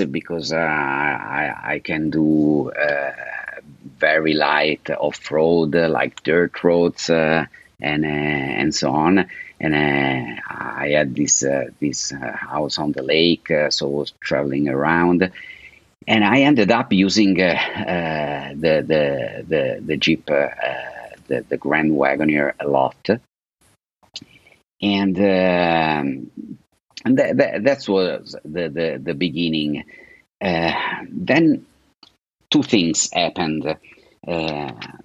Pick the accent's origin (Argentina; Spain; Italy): Italy; English is a second language; moved away as an adult; also born or lived in California, United States / Lake Como, Italy; now in Florida, United States; I was born in Italy, and from an Italian father. My father is from Naples, and my mother is Swedish